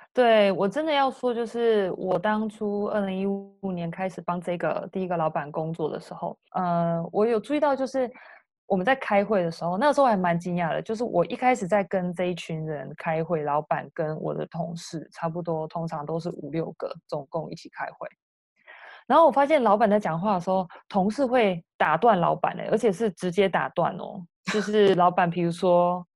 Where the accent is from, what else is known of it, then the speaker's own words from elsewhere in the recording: Taiwan; moved away as an adult; now in United States; 我是台湾人